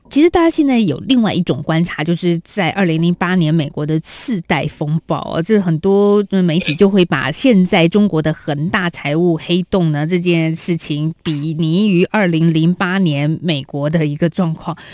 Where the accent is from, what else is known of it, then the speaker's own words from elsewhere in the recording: Taiwan; 体验一下我们台湾人所喜爱的月饼